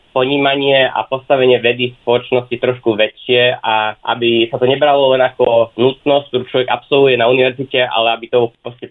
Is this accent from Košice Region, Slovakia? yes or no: no; Snina, Prešov Region, Slovakia; moved away as an adult; now in Heidelberg, Germany; mám 25 rokov a pôvodne pochádzam zo Sní na východnom Slovensku.